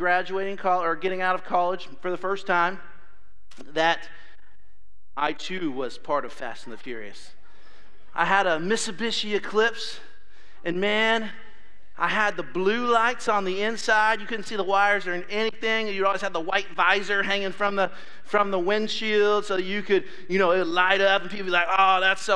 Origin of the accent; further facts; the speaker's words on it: Ohio, United States; moved away; I'm from Ohio